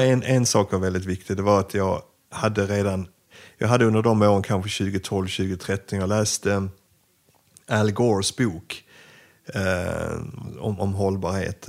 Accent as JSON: {"language": "Swedish", "country": "Sweden", "also_born_or_lived": "Ukraine", "said": "mitt första chefsjobb hemma i Sverige"}